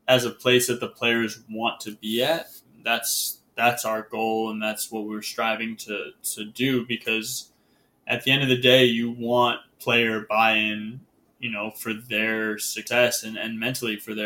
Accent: Connecticut, United States; living in Connecticut, growing up in Connecticut.

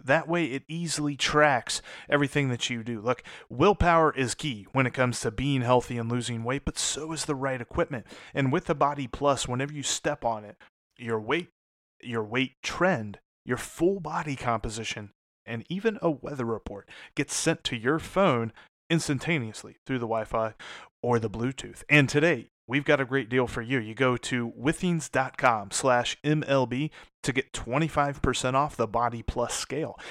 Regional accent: Cincinnati, Ohio, United States; moved away; also born or lived in Southeast United States; I grew up in Cincinnati, but I also lived all over the Southeast

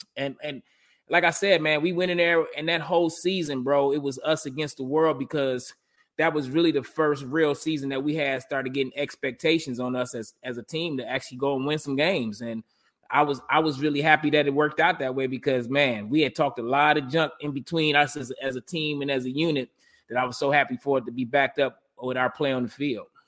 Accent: Detroit, Michigan, United States; growing up in Detroit

